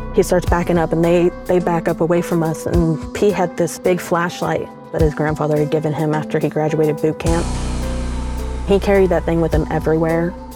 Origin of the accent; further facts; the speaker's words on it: the South, United States; we're both from the South